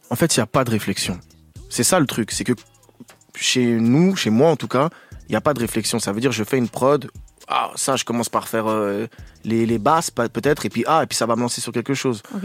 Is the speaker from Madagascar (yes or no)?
no; Switzerland; je suis suisse